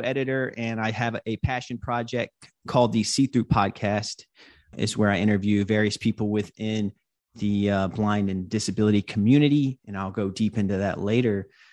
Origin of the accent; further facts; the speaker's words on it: Hope Mills, North Carolina, United States; now in Brooklyn, United States; I live in Brooklyn, New York, but I grew up in North Carolina. I grew up in Hope Mills, North Carolina.